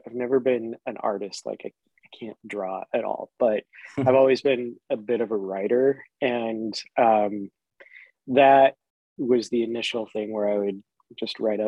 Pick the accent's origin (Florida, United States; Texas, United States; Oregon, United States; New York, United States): Oregon, United States; moved away; since I grew up in such a small town